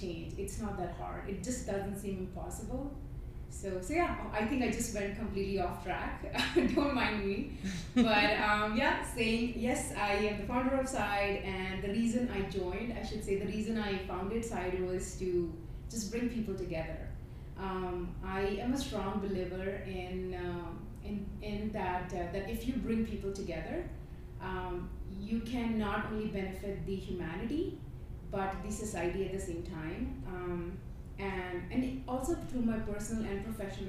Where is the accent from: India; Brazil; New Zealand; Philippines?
India; moved away as an adult; now in Calgary, Canada; I'm from India. I came to Canada in September 2018